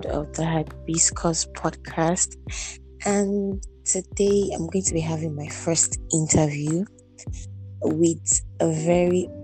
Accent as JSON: {"language": "English", "region": "Abia", "country": "Nigeria", "said": "I'm from Abia State as well"}